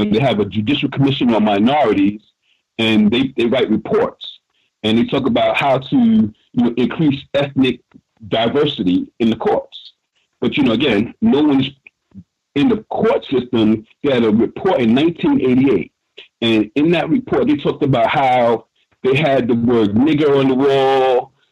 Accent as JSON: {"language": "English", "town": "New York City", "region": "New York", "country": "United States", "tie": "born or raised there", "said": "my school in Harlem"}